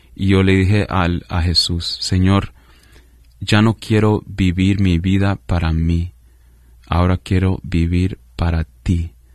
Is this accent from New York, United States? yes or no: no; Weston, Florida, United States; also born or lived in Michigan / Nicaragua (parents); mis padres son de Nicaragua. Yo nací en Michigan, pero crecí en, en Weston, en el sur de la Florida, básicamente en Fort Lauderdale, Miami, ah, esa área